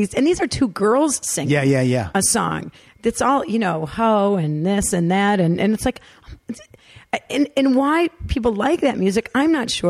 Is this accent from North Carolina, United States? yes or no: no; Detroit, Michigan, United States; I told her that I came from Detroit City